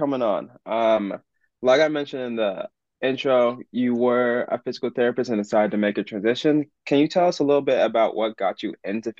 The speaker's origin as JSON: {"language": "English", "region": "Alaska", "country": "United States", "also_born_or_lived": "Boston", "moved": "as an adult", "said": "I'm coming from Alaska."}